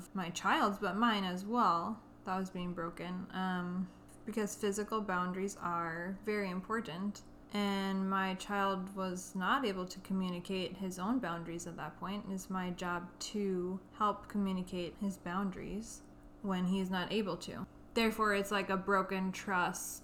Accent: Minnesota, United States; We're from Minnesota

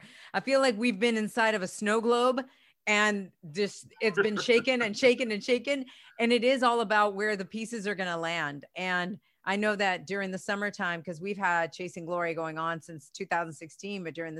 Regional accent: Spain; now in United States; for years I was bullied when I came from Spain to the US, and how I was able to adapt and still make something of myself

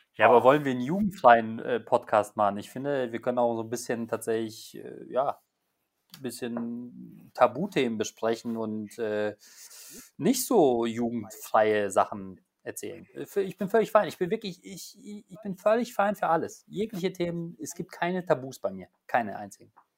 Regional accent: Poland; moved away; Ich komme ja gebürtig aus Polen

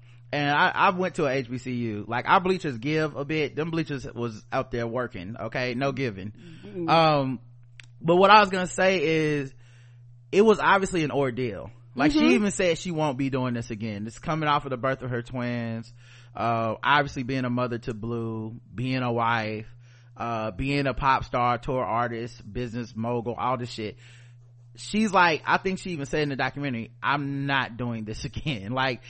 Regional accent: Houston, Texas, United States; I am from America. I am from Houston, Texas. I am from the South.

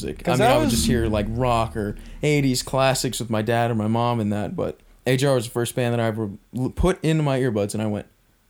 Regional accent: North Carolina, United States; Already stated, born and raised in North Kakalaki, i.e. North Carolina.

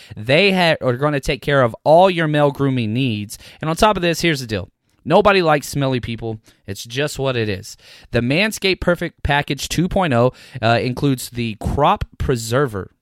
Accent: Dallas, Texas, United States; born and raised in Dallas, Texas

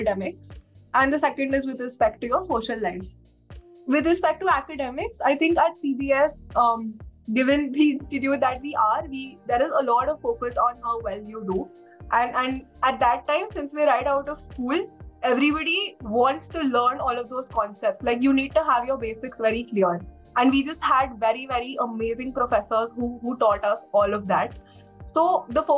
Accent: Delhi, India; moved away as an adult; also born or lived in Shillong; Since I'm from Delhi, my college was in Delhi

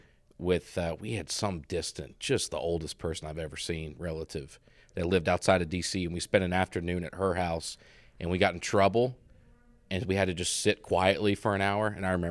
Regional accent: Montgomery, Alabama, United States; That's the Montgomery, Alabama experience, too.

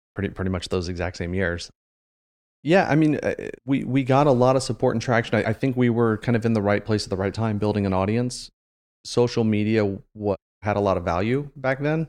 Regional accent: Marysville, Ohio, United States; I grew up in Marysville, so I've been in Central Ohio since I was, like, four years old

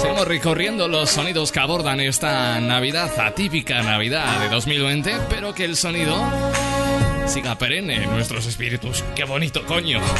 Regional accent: Aragon, Spain; En mi tierra, en Aragón

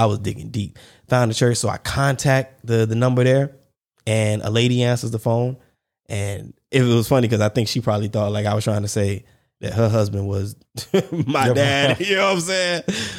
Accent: North Charleston, South Carolina, United States; born there; I mean, I was born in Charleston, but that was where the Navy base was, the battery or, you know, whatever. But yeah, the Navy base in North Charleston.

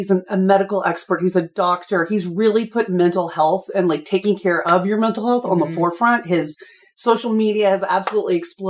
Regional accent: Texas, United States; I'm also from the South. I'm from Texas.

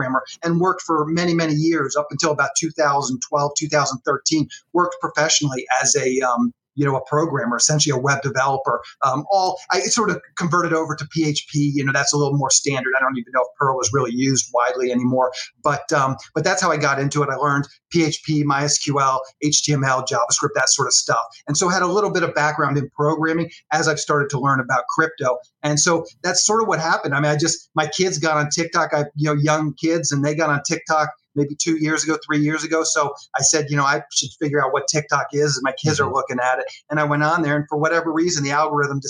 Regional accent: Annapolis, Maryland, United States; moved away as an adult; I grew up in Annapolis, Maryland.

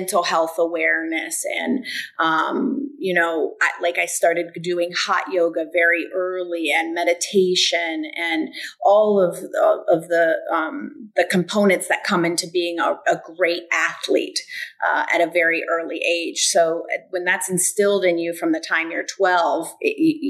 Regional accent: Bradenton, Florida, United States; also born or lived in LaBelle, Florida; I grew up really in Bradenton after that at Nick Bulateri, which is now IMG, studying tennis and golf.

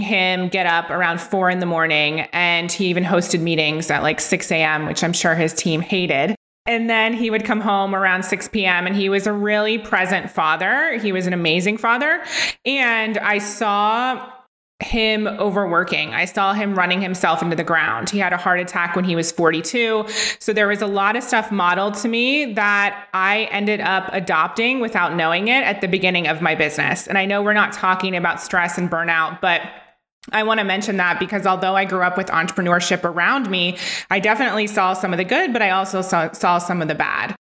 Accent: Ohio, United States; from Ohio, where I was from

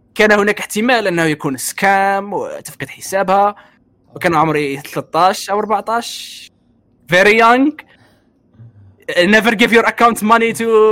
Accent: Algeria; انا جزائري

